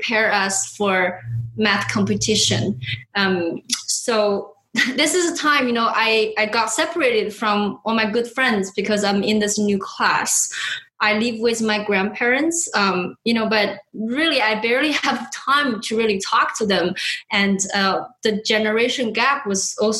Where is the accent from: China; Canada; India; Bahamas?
China; moved away; I was born and raised in China